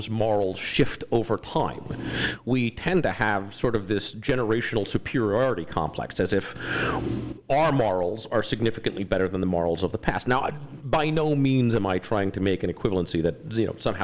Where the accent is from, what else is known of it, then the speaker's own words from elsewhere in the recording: Trenton, New Jersey, United States; moved away; also born or lived in Richmond, Virginia; I grew up in Trenton, New Jersey. I'm a Northeasterner.